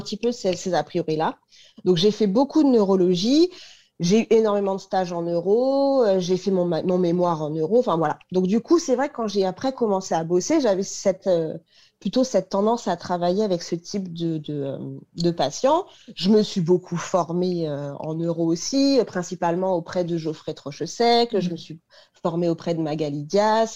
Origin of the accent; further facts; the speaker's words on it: Paris, Île-de-France, France; je suis parisienne, donc j'ai fait mes études à Paris.